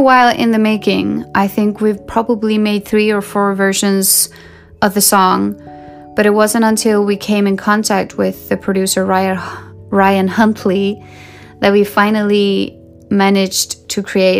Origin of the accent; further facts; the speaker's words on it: Sweden; I grew up in Sweden, the country of pop